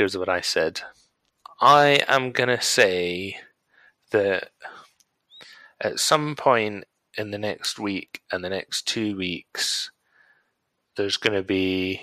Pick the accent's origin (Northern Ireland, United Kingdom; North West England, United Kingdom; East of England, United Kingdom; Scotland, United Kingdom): Scotland, United Kingdom; now in Wales, United Kingdom; I now live in Wales and I'm Scottish